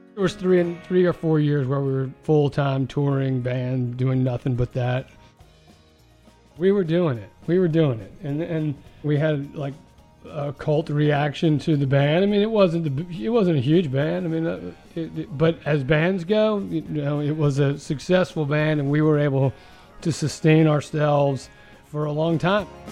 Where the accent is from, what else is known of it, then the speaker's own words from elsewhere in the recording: Richmond, Virginia, United States; I'm from Richmond, Virginia. Um, the Commonwealth of Virginia is my home, and it always will be